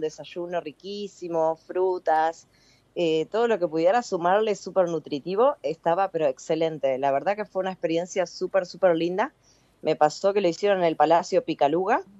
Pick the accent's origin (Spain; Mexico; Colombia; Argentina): Argentina; Concepción del Uruguay, Entre Ríos; yo soy de Entre Ríos, de Concepción del Uruguay